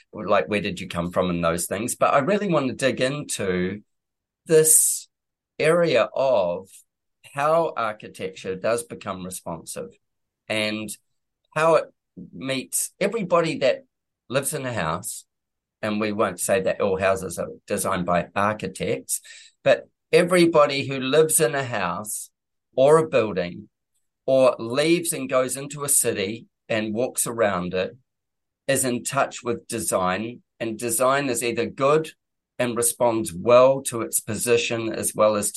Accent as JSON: {"language": "English", "country": "New Zealand", "said": "New Zealand, which is my home country"}